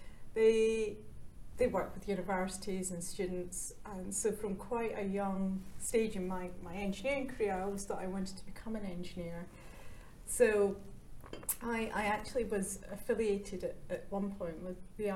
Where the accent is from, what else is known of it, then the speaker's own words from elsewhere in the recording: Glasgow, Scotland, United Kingdom; I grew up in Scotland, which is probably quite well known for shipbuilding